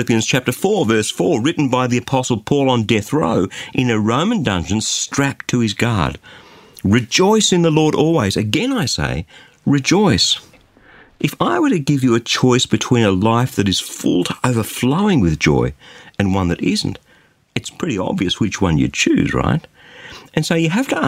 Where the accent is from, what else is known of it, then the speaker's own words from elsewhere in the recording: Australia; as an Aussie